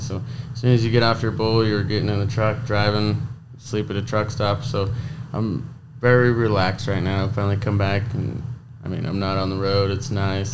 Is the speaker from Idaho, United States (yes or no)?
yes; Blackfoot, Idaho, United States; also born or lived in Montague, Idaho; I was raised in Blackfoot Idaho. I live in Montague, Idaho now